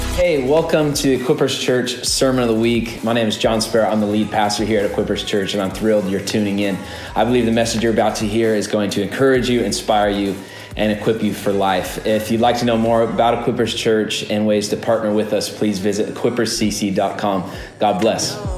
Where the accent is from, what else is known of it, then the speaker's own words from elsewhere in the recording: United States; often I'm the only American in these settings